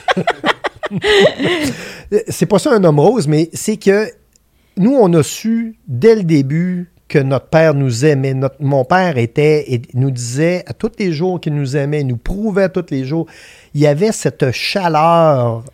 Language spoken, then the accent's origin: French; Vallée-Jonction, Quebec, Canada; je viens de Vallée-Jonction, qui est un dans la Beauce, on est connu pour être les colons de vallée.